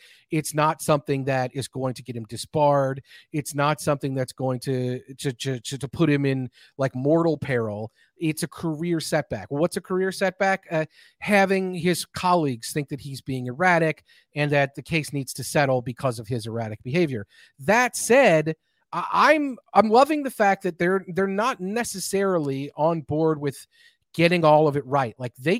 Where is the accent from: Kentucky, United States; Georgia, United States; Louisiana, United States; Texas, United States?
Kentucky, United States; I am from Kentucky. I'm allowed